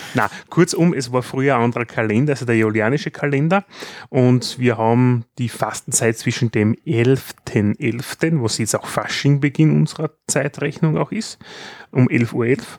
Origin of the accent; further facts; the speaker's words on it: Styria, Austria; bei uns in der Steiermark